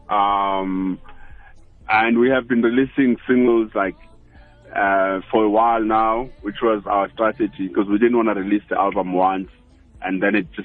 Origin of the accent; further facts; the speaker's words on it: South Africa; I'm from South Africa.